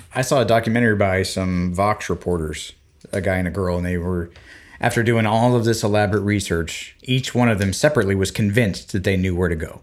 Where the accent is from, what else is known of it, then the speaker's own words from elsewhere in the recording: Florida Panhandle, United States; when I was growing up in the Panhandle of Florida